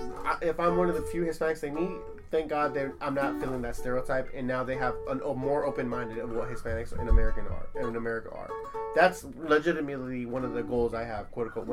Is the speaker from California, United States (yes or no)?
yes; California, United States; I come from California